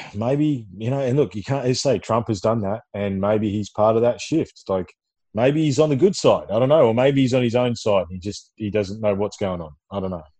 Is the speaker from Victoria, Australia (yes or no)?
yes; Ballarat, Victoria, Australia; when I was a kid growing up in Ballarat Victoria